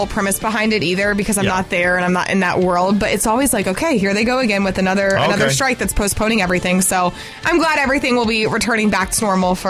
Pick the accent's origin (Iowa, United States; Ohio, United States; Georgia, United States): Georgia, United States; Jefferson; also born or lived in Commerce, Georgia / Gainesville, Georgia; I grew up in Jefferson. I lived there really all of my life. And then I ended up moving to Commerce just a few years ago, which is right down the road, 20 minutes away.